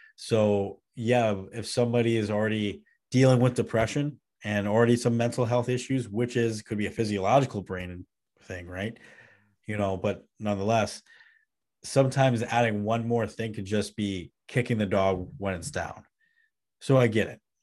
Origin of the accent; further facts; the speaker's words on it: Midwest, United States; me as a Midwesterner